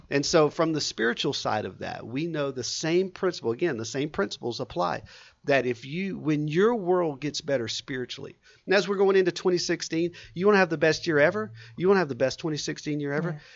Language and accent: English; Southeast Texas, United States; also born or lived in San Antonio, Texas; I grew up in Southeast Texas, so I'm, um, Texas through and through.